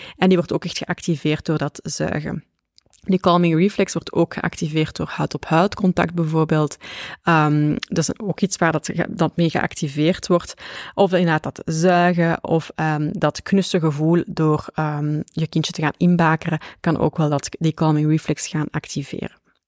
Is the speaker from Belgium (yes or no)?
yes; Flanders, Belgium; ik ben een Vlaamse